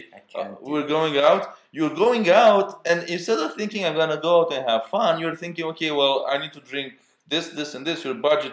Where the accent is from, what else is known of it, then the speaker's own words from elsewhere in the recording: Romania; English is a second language; moved away; The way I was brought up in Romania